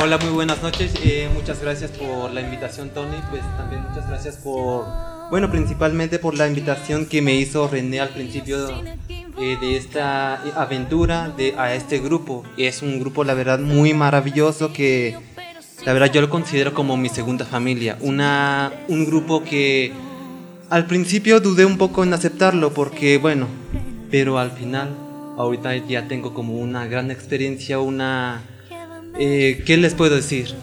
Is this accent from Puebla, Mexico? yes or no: no; Oaxaca, Mexico; now in Mexico City, Mexico; yo crecí en el estado de Oaxaca, actualmente vivo en Azcapotzalco, en la Ciudad de México.